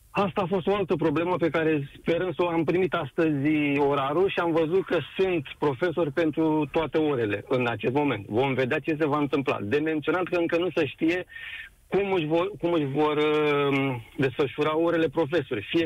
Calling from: Bucharest, Romania; Ah, sunt din București.

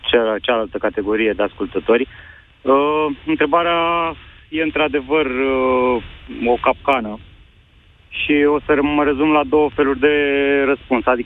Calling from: Bucharest, Romania; salut, mai sunt … din București.

